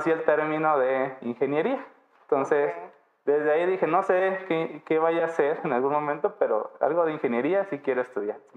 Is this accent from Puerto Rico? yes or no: no; Miraflores, Baja California Sur, Mexico; yo nací en Miraflores, un pueblo al norte del municipio de Los Cabos. En realidad, pues soy de toda esa zona norte, ¿no? Esa zona rural del municipio.